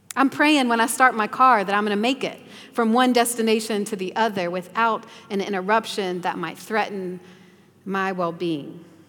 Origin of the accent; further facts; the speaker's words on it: the South, United States; growing up in the South